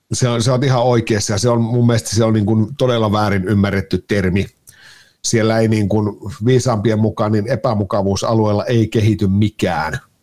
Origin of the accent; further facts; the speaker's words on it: Kajaani, Kainuu, Finland; moved away as an adult; now in Helsinki, Finland; Mä oon Kainuusta lähtösi, joo. 10-11 vuotta sitten suunnilleen tuota, niin muuttelin, muuttelin Kajaanista Helsinkiin